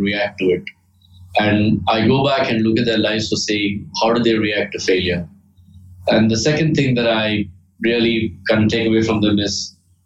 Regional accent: India; I grew up in India

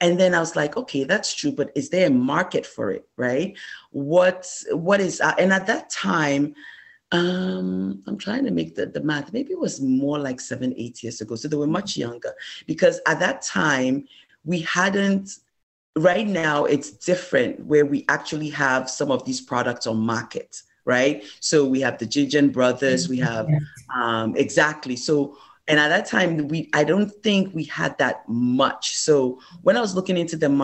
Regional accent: Ghana; moved away as an adult

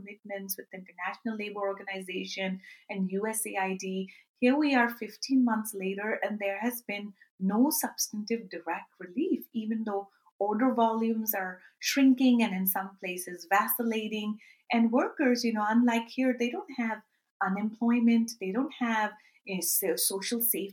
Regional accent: Karachi, Sindh, Pakistan; my hometown of Karachi, Pakistan

